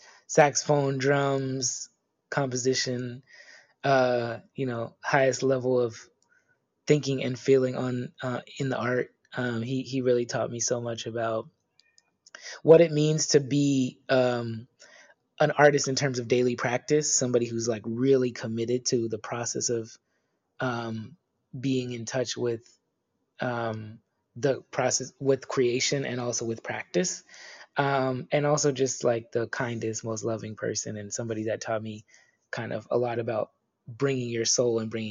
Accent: Bay Area, California, United States; moved away as an adult; now in East Coast, United States; I've been living in the East Coast for the last like 15 years or so, but I was raised in the Bay Area

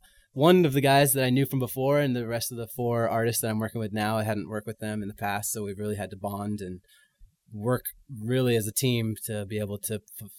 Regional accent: San Francisco, California, United States; moved away as an adult; also born or lived in Montreal; I grew up in San Francisco.

